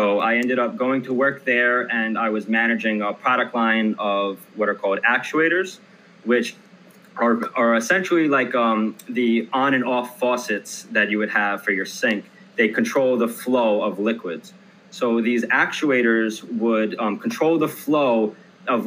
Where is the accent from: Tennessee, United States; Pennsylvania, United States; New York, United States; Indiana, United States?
New York, United States; Long Island; I am from Long Island, New York